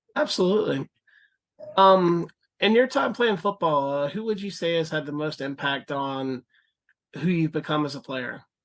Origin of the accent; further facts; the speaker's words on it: Florida, United States; I'm from Florida too